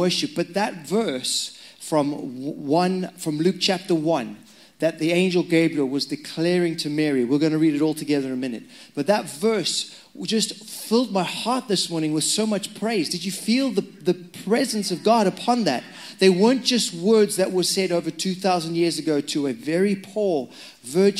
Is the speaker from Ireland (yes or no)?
no; Zimbabwe; moved away; I'm Zimbabwean. That's why my accent's strange.